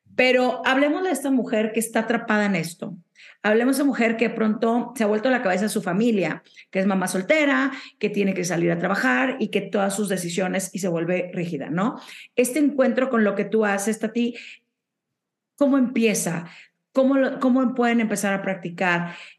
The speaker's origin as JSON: {"language": "Spanish", "town": "Monterrey", "region": "Nuevo León", "country": "Mexico", "said": "de donde soy yo, de Monterrey"}